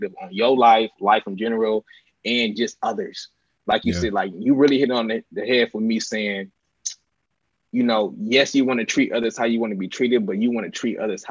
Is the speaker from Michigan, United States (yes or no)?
yes; Inkster, Michigan, United States; moved away as an adult; also born or lived in East Lansing, Michigan; I'm from Inkster, Michigan